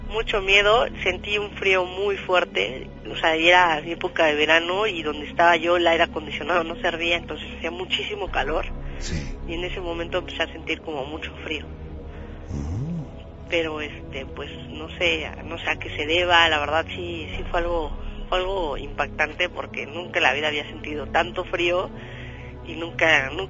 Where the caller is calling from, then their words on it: Mexico City, Mexico; De aquí, del Distrito Federal.